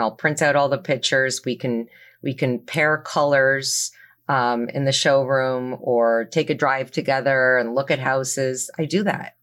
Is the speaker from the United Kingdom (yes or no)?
no; Toronto, Ontario, Canada; moved away as an adult; now in New Jersey, United States; I'm originally from Toronto, Canada